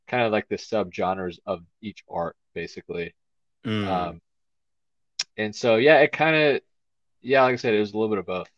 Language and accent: English; Houston, Texas, United States; I grew up in Houston, and I was kind of more out, in the suburbs